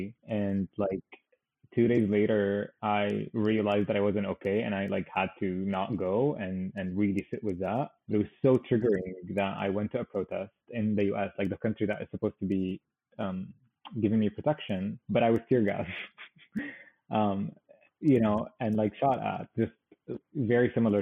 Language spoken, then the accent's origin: English; Syria; moved away as an adult; also born or lived in Damascus; now in United States; I've only been born into this regime